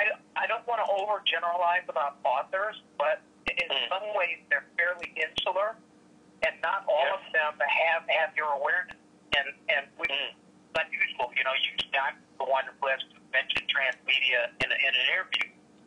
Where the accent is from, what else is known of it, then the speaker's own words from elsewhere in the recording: Illinois, United States; I speak UK English, American English, and then what I grew up with outside of Chicago, Hispanic.